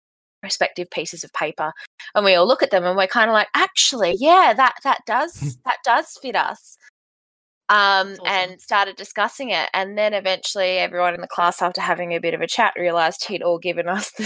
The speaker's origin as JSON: {"language": "English", "town": "Bunbury", "region": "Western Australia", "country": "Australia", "said": "I'm from Bunbury in Western Australia."}